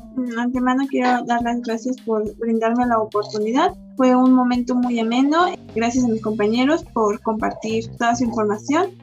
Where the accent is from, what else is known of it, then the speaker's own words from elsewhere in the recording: Mexico; como mexicanos tomamos de, ay, es puente a disfrutar